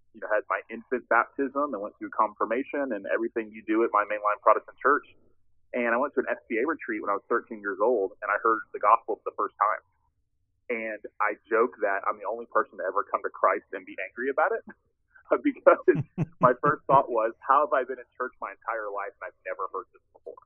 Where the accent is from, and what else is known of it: Tallahassee, Florida, United States; born or raised there